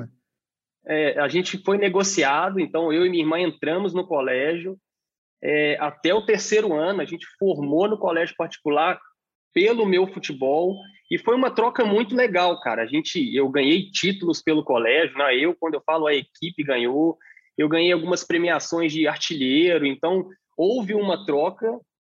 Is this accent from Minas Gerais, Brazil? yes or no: yes; Belo Horizonte, Minas Gerais, Brazil; also born or lived in Portugal; Sou de Belo Horizonte. Sou de Belo Horizonte